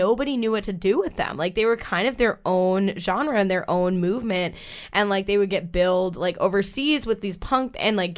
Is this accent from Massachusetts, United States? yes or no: yes; Acton, Massachusetts, United States; I drank on the train tracks in Acton, Massachusetts